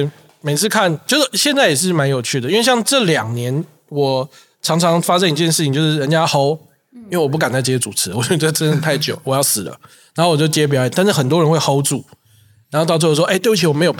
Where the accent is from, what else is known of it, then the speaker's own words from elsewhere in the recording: Kaohsiung, Taiwan; 因为最大场就是我说高雄那一场，那一场印象很深刻，是因为我的家乡我是高雄人，